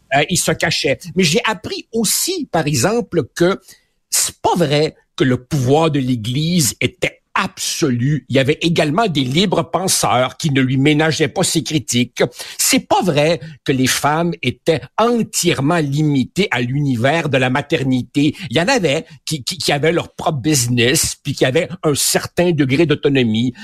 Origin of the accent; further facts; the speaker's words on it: Quebec, Canada; also born or lived in Uruguay; quand je suis arrivé ici, j'avais 9 euh, ans. Euh, je te dirais que ma personnalité d'ado, puis d'ado, puis de jeune adulte, elle s'est, elle s'est construite euh, au Québec.